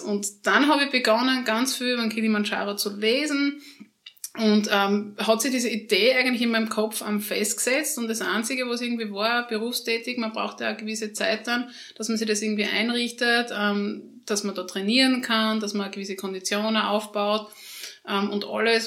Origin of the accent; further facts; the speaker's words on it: Schlanzberg area, Styria, Austria; now in Graz, Austria; ich komme aus der Schlanzberg oder in der Schlanzberger Gegend